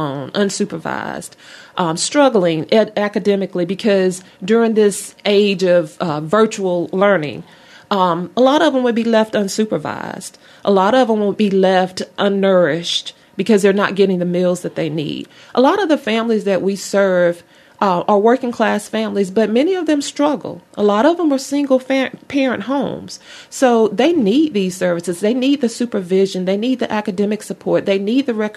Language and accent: English; Mobile, Alabama, United States; also born or lived in Opelika, Alabama / Auburn, Alabama; I was born in Mobile, Alabama